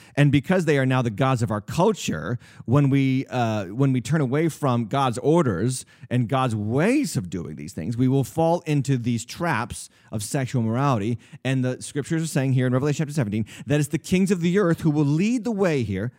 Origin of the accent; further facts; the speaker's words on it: New England, United States; I was raised in the New England area.